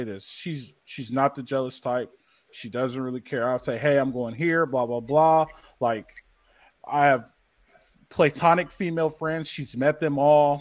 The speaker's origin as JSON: {"language": "English", "town": "Los Angeles", "region": "California", "country": "United States", "tie": "born or raised there", "said": "growing up in LA in the winter"}